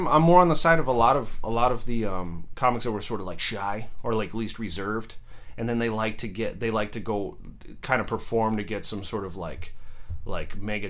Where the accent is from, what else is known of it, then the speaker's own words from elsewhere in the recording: Chico, California, United States; born there; my dad had a job in, I think it was like Paradise, California or Chico around there. And I was born in Chico Hospital.